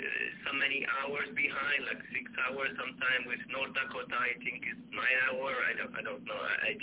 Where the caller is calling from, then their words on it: Sweden; Yeah, I'm calling from Sweden.